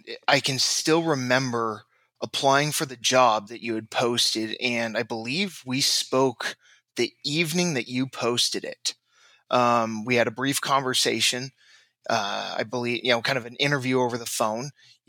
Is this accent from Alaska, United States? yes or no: no; Orange County, Southern California, United States; Growing up in Southern California, Orange County, I was an avid football player